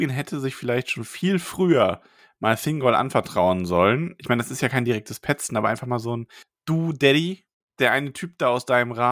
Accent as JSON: {"language": "German", "area": "the East", "region": "East Germany", "country": "Germany", "said": "Ich darf das, ich bin aus dem Osten."}